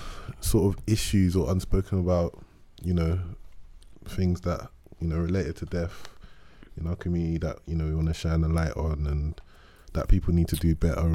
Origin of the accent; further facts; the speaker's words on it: London, United Kingdom; where I grew up, you know, we're all from South London here.